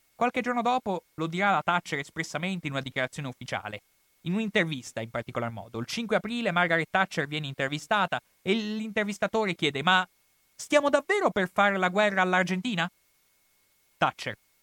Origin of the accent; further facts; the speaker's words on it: Italy; per me che sono italiano